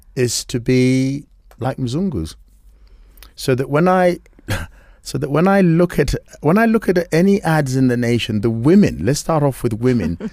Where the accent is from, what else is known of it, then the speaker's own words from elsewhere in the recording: Kenya; we are Africans, because we're Kenyan